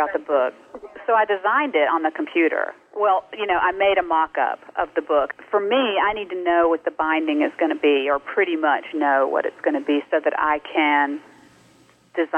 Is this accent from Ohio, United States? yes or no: no; North Carolina, United States; also born or lived in Mississippi; now in California, United States; I grew up in North Carolina